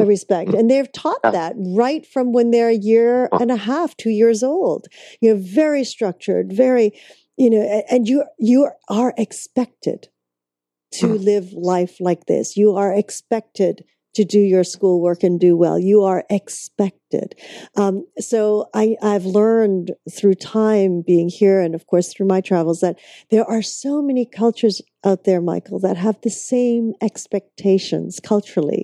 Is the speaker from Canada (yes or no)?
yes; Vancouver, British Columbia, Canada; that's my hometown